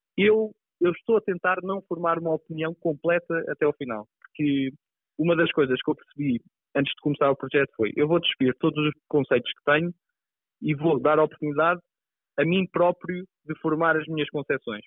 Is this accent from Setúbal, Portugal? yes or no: yes; Pinhal Novo, Setúbal, Portugal; born or raised there; also born or lived in Azores